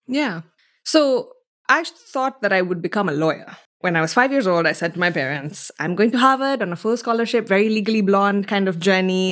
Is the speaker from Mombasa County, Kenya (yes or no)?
yes; Mombasa, Mombasa County, Kenya; moved away as an adult; now in Stanford, United States; I'm from Mombasa, Kenya. I was born and raised in this, it's an island city.